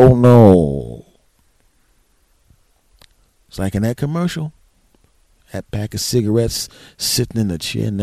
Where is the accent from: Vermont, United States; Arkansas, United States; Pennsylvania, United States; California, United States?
Pennsylvania, United States; Philadelphia; now in New Jersey, United States; South Philadelphia, my hometown.